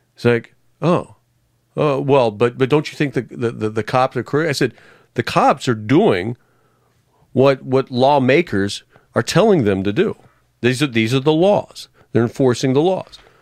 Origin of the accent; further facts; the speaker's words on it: Arlington, Texas, United States; moved away as an adult; also born or lived in Missouri / Detroit, Michigan / Nashville, Tennessee; now in Philadelphia, United States; growing up in Arlington, Texas